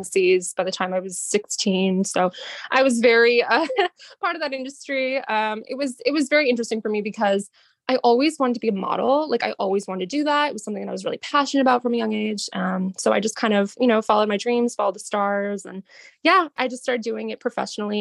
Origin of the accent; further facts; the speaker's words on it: Boston, Massachusetts, United States; now in Boston, United States; I am from Boston. I live in Boston